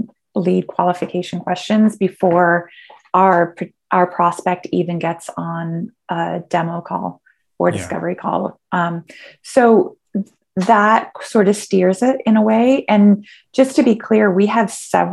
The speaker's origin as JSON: {"language": "English", "region": "Michigan", "country": "United States", "tie": "born or raised there", "said": "Michigan, which I'm kind of proud of because of my home state"}